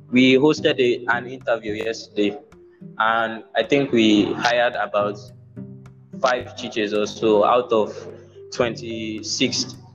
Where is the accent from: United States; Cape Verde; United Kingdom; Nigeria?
Nigeria; Yes, yes, I'm Nigerian.